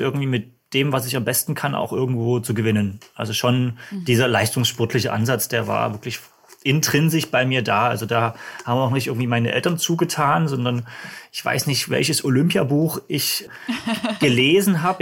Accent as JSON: {"language": "German", "town": "Dresden", "region": "Saxony", "country": "Germany", "tie": "born or raised there", "said": "ich komme aus Dresden, das hört man wahrscheinlich auch so ein bisschen vom Akzent"}